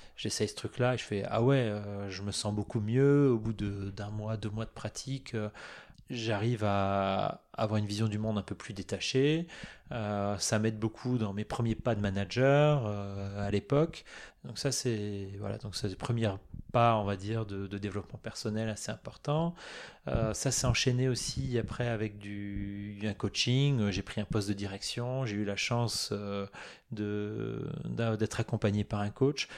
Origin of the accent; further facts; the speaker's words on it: Moselle, Grand Est, France; Je suis né en Moselle, euh, dans un proche, une région proche de l'Allemagne